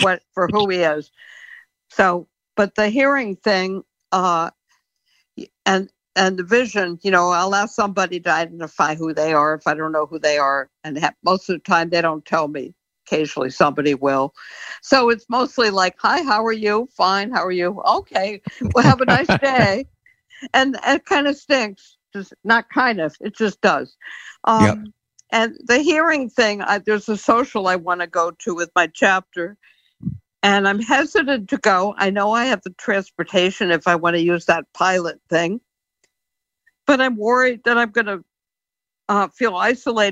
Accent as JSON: {"language": "English", "region": "Connecticut", "country": "United States", "also_born_or_lived": "Florida", "moved": "yes", "lives_now": "Massachusetts, United States", "said": "So I'm in Massachusetts. I'm originally from Connecticut"}